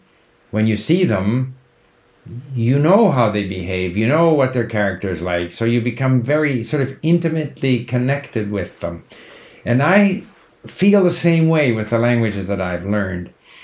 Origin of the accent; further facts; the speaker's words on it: Canada; accent: Canadian; I think my Canadian accent is somewhat neutral, so it's probably easy for people to understand.